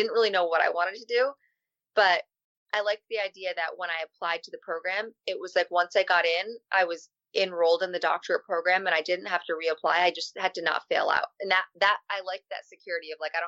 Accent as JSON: {"language": "English", "town": "Albany", "region": "New York", "country": "United States", "tie": "born or raised there", "said": "I was born in Albany, New York"}